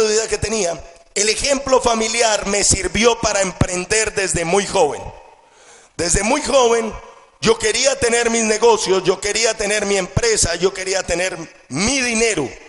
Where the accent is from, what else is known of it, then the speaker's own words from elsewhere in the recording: Colombia; Crezco en una familia con todas las condiciones y con toda la abundancia que cualquier jovencito quisiera tener. Estudio en uno de los mejores colegios del país